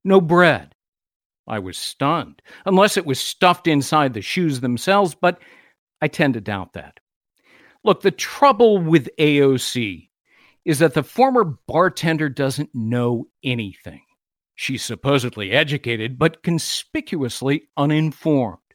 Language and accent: English; Los Angeles, California, United States; moved away; also born or lived in New York City; My hometown of Los Angeles